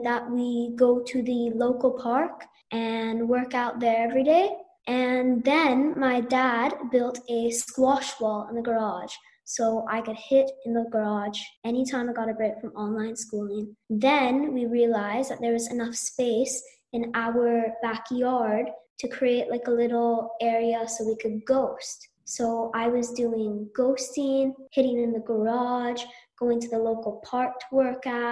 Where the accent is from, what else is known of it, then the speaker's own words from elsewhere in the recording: Vancouver, British Columbia, Canada; I'm 10 years old and I was born in Vancouver